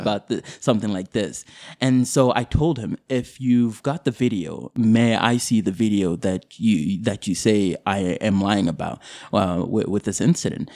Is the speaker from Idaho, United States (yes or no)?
yes; Boise, Idaho, United States; also born or lived in Kakuma, Kenya; I grew up in Boise